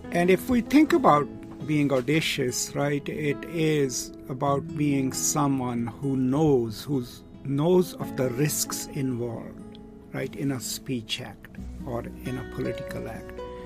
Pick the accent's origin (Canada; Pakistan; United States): Pakistan; I'm from Pakistan